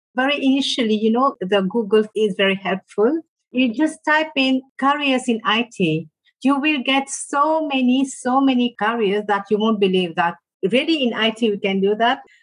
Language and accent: English; Mauritius; I come from Mauritius, all the way in the Indian Ocean